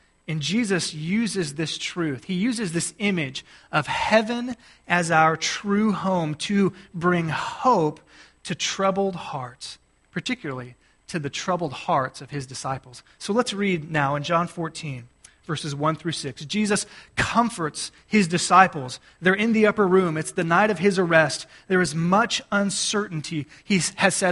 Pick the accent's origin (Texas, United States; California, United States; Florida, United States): Texas, United States; Gulf Coast of; moved away; I grew up on the Gulf Coast of Texas